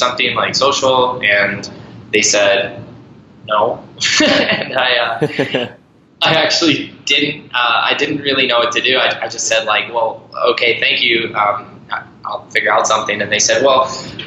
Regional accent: Ireland; also born or lived in Montana, United States; I was born in Montana and raised in Ireland since I was 7

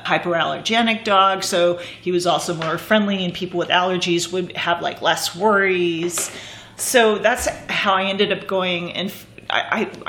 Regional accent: California, United States; also born or lived in France / Germany; now in New York, United States; I grew up in California. And now I live in New York. I've been here for about 20 years, and I also lived in Europe for a few years

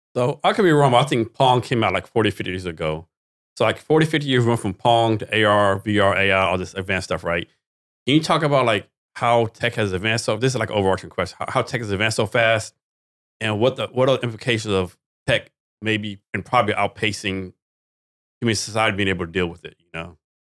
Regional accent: Texas, United States; I'm from Texas

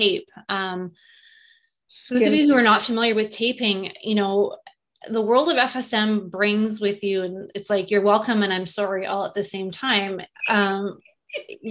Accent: Winnipeg, Manitoba, Canada; moved away as an adult; also born or lived in Calgary, Canada; now in California, United States; I was born in central Canada in Winnipeg, and that's where I went to college and university.

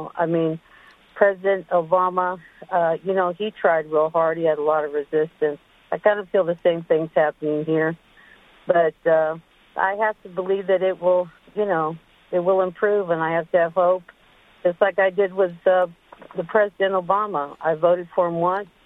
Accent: Texas, United States; now in Hillsborough, United States; I'm from originally from Texas

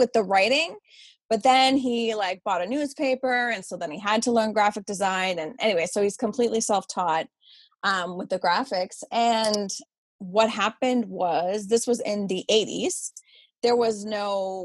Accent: Ottawa, Ontario, Canada; moved away as an adult; now in Nova Scotia, Canada; I grew up in Ottawa

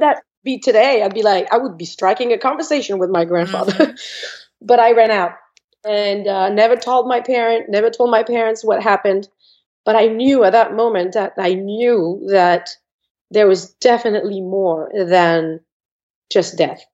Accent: France; English is a second language; moved away as an adult; I was born in France I'm not going to say many years ago, but a, a good few years ago. Mm-hmm. and I spent uh, about 26 years of my life in France.

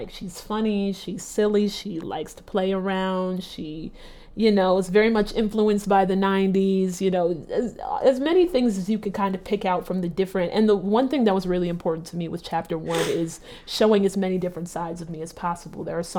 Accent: Nigeria; I think a little bit of just being a Nigerian and not trying to disappoint anyone, you want to do everything at the highest level.

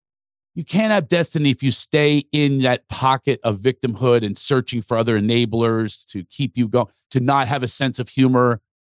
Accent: Philadelphia, Pennsylvania, United States; also born or lived in New York; now in Los Angeles, United States; Yeah, I am in Los Angeles. I've been living out here for a little, but I'm also from Philadelphia and New York.

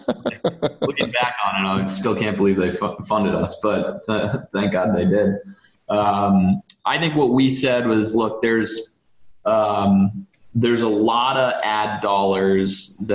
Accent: Duxbury, Massachusetts, United States; a buddy of mine, Greg Gomer, who I grew up with in Duxbury

